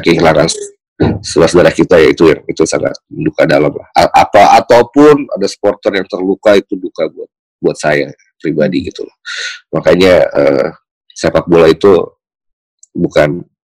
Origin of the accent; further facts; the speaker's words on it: Tangerang, Banten, Indonesia; saya lahir besar di Tangerang